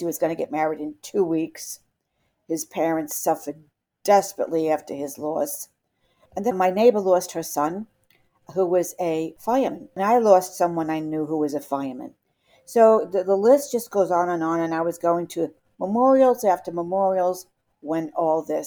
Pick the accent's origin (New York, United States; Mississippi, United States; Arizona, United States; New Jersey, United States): New York, United States; New York City; accent: New York; with my New York accent